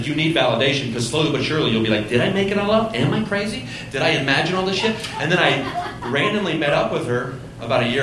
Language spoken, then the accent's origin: English; Southern Ohio, United States; I grew up in Southern Ohio